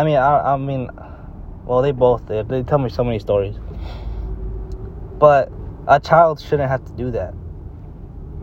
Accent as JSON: {"language": "English", "country": "United States", "tie": "born or raised there", "said": "we're born in the United States and we're American"}